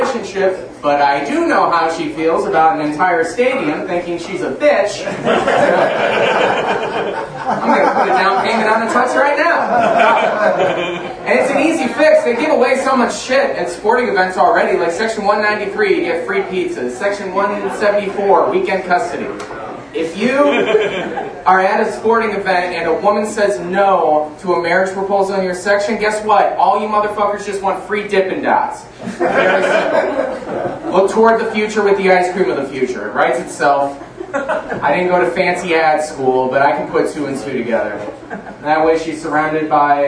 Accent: Rockford, Illinois, United States; moved away as an adult; now in Chicago, United States; I actually grew up in this area. I grew up in Rockford.

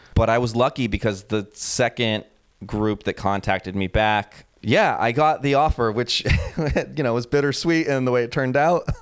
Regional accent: United States; moved away as an adult; also born or lived in New York; now in Berlin, Germany; being an American

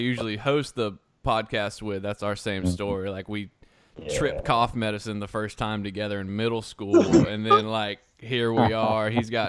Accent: South Carolina, United States; moved away as an adult; also born or lived in Baton Rouge, Louisiana; Originally, I'm from South Carolina, and I moved to Baton Rouge in 05 to go to rehab.

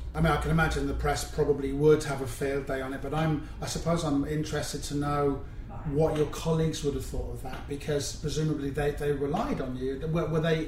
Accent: Cornwall, South West England, United Kingdom; I'm from Cornwall

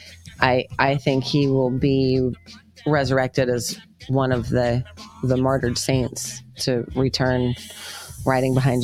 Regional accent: New England, United States; moved away as an adult; now in South Carolina, United States; the area that we grew up in New England

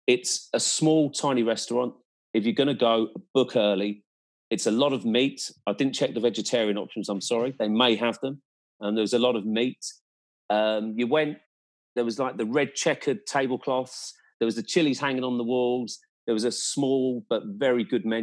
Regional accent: Ireland

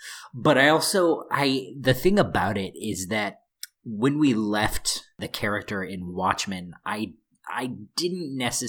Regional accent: Midwest, United States; I'm from the Midwest

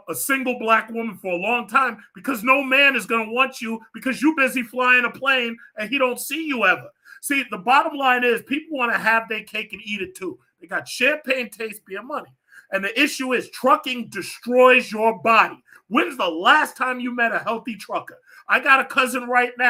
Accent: New York, United States; I'm a New Yorker.

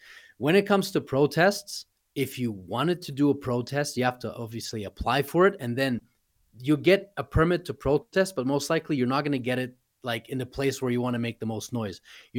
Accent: Canada; also born or lived in Moscow, Russia / Europe / United States; now in Russia; So I was born in Moscow. I was raised in Europe. I was raised in Canada. I've studied in the U.S.

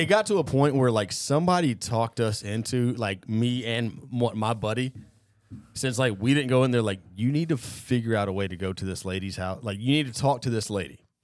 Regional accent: Cobb County, Georgia, United States; I grew up growing up in Cobb County

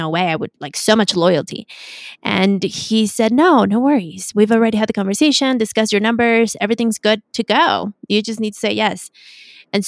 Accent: Mexico City, Mexico; also born or lived in United States; I was born in the US and I was raised in Mexico City

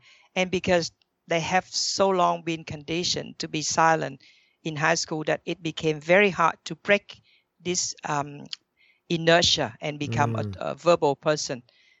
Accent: Thailand; also born or lived in Vietnam; I was born in Vietnam. But then very early on, I moved to Thailand.

